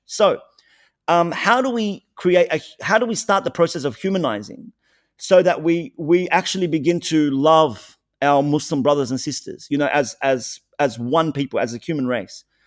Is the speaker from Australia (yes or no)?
yes; Australia